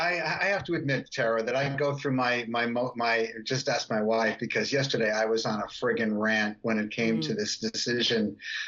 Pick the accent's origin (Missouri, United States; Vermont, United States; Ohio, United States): Vermont, United States; now in Florida, United States; I'm not from Florida. I'm actually from Vermont.